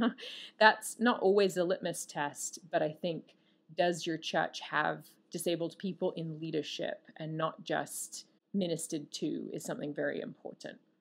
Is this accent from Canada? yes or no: no; Australia; I'm Australian.